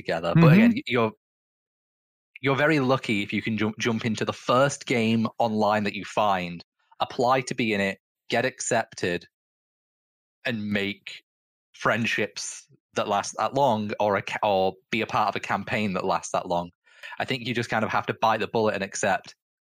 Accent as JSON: {"language": "English", "town": "Manchester", "region": "North West England", "country": "United Kingdom", "said": "I'm from Manchester"}